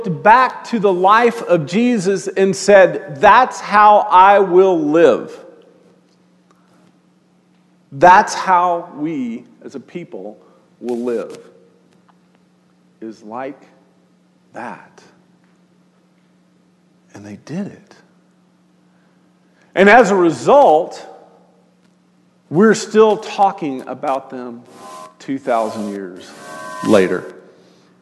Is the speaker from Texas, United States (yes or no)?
yes; Austin, Texas, United States; now in Northwest Arkansas, United States; I grew up in Austin during the boom years of Austin